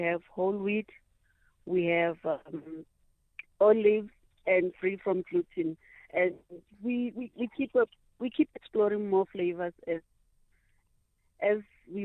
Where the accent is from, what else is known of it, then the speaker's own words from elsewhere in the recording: Cosmo City, Gauteng, South Africa; I'm from Cosmo.